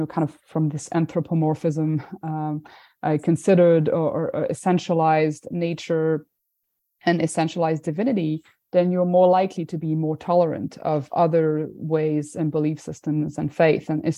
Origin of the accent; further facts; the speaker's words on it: France; I'm from France